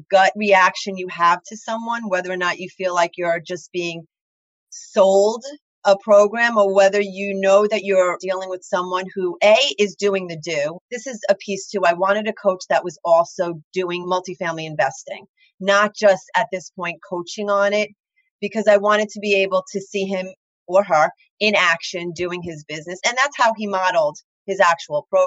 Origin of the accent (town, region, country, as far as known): Long Island, New York, United States; accent: thick Long Island